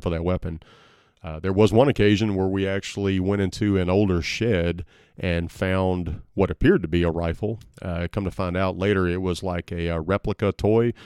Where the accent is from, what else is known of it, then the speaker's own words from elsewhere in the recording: Southeast Arkansas, United States; I grew up in Southeast Arkansas